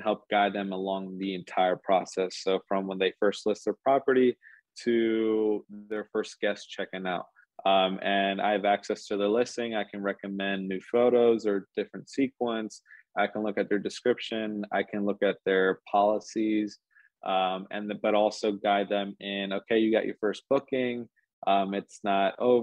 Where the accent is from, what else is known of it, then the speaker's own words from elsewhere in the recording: Philadelphia, Pennsylvania, United States; moved away as an adult; now in Columbus, United States; I grew up in around the Philadelphia area, but that's where I went to school and grew up. But moved out to Columbus, Ohio